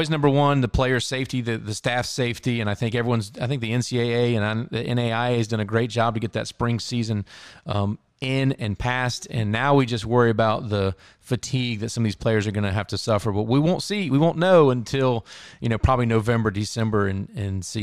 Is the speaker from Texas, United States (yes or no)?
no; Tampa, Florida, United States; born there; Yeah, I was born in Tampa, so my dad was uh, military